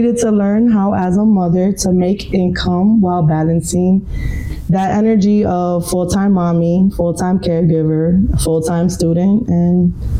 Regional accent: Chicago, Illinois, United States; I am a mommy, born and raised in Chicago.

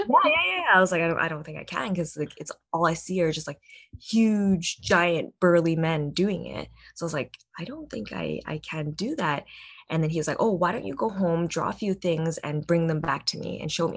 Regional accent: Vancouver, British Columbia, Canada; born or raised there

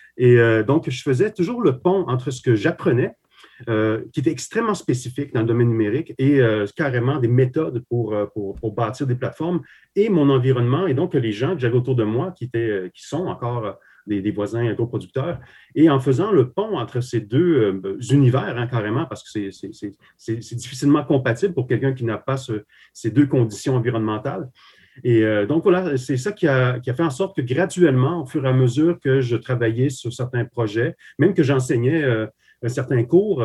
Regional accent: Quebec, Canada; also born or lived in Slovakia; je suis arrivé au Québec euh, ben, à l'enfance, hein, carrément. Donc, j'ai effectué toutes mes, mes, écoles ici, donc à partir de 8 ans.

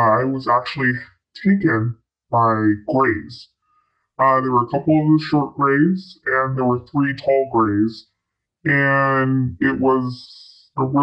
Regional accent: Midwest of the United States, United States; I grew up kind of in the Midwest of the United States, so kind of in the Corn Belt, kind of Tornado Alley

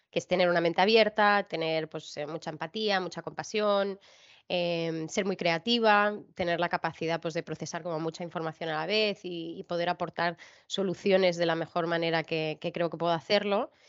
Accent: China; also born or lived in Barcelona, Spain; aquí nací yo, nací en Barcelona y a los dos meses pues ya volvimos a China.

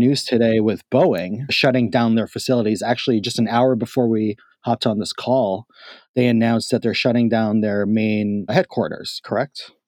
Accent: New York City, New York, United States; also born or lived in Washington, D.C.; I do miss home. I miss my hometown

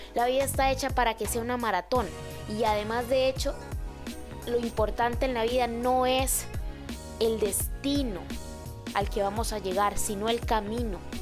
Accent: Costa Rica; yo soy de Costa Rica

